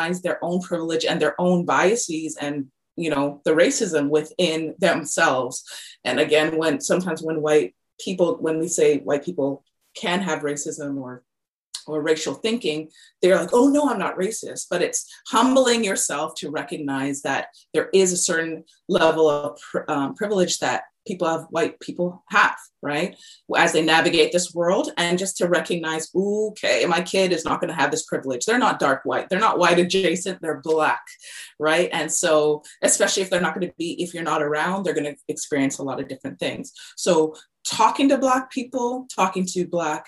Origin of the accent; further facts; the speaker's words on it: British Columbia, Canada; I was born and raised in British Columbia, Canada